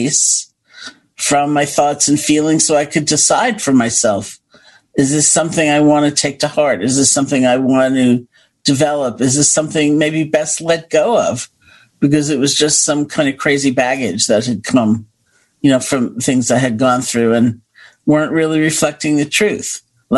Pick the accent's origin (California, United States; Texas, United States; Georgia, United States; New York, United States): New York, United States; New York City; also born or lived in Buffalo, New York; I grew up in Washington Heights, by the way, and went to college in Buffalo, New York